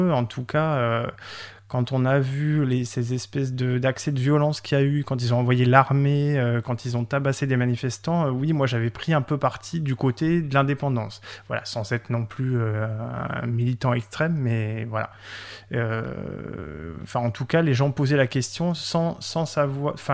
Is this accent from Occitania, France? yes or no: yes; Occitania, France; parce que je suis originaire de la région de Montpellier et que j'avais l'habitude d'aller à Barcelone euh, deux ou trois fois par an.